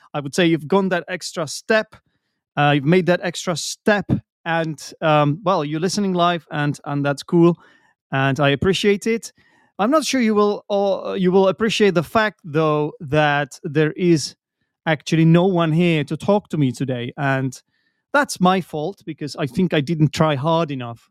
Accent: Czechia; English is a second language; I'm an English teacher from the Czech Republic

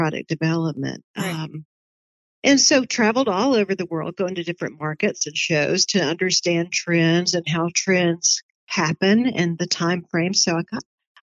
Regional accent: Dalton, Georgia, United States; I grew up in Dalton, Georgia.

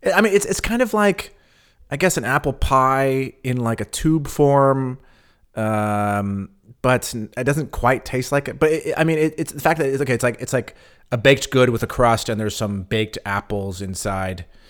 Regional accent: California, United States; now in Berlin, Germany; I grew up in California

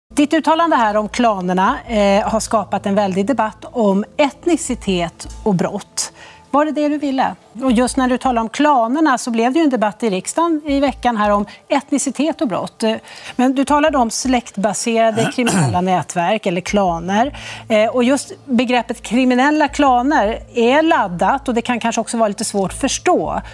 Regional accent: Sweden; now in Brussels, Belgium; jag är så påtagligt svensk i mitt utseende

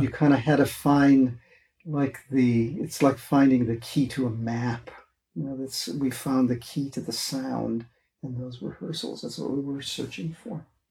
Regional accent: Wisconsin, United States; moved away; I was from Wisconsin

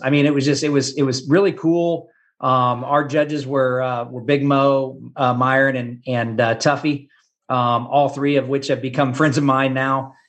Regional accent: Topeka, Kansas, United States; now in Gardner, United States; I grew up in Topeka, Kansas, which is about an hour from Kansas City

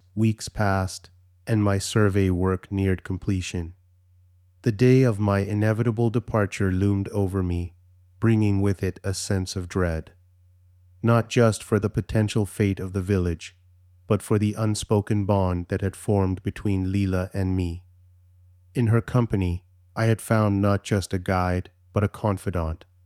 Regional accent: Canada; although I'm Canadian, my heritage is Indian

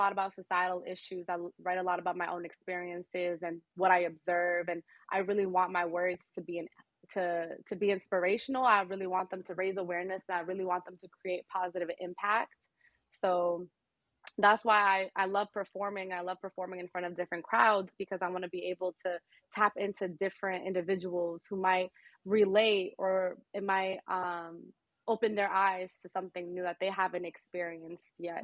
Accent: Boston, Massachusetts, United States; I was born and raised in Boston

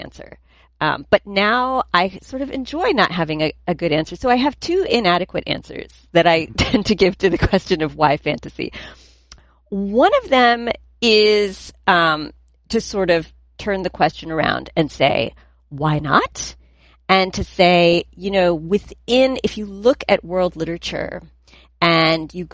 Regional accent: New Jersey, United States; where are you from? And I'm like, New Jersey

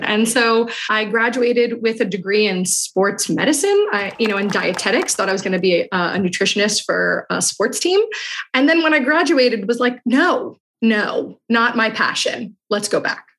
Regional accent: New York City, New York, United States; I grew up in Queens, New York, a melting pot

